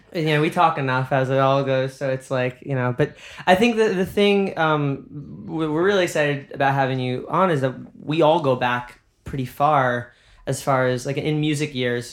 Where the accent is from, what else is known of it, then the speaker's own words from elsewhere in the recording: New York, United States; also born or lived in Boston; I'm New Yorker